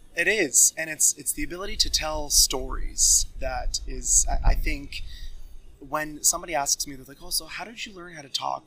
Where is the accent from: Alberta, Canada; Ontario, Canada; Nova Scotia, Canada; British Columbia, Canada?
Nova Scotia, Canada; Bridgewater; moved away as an adult; now in Toronto, Canada; I was born and raised in Bridgewater, Nova Scotia, and my childhood was spent exploring and doing everything South Shore related